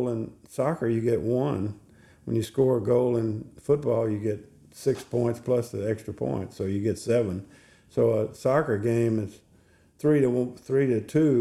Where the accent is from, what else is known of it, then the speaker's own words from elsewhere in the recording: Texas, United States; I'm from Texas, you know, we have great high school football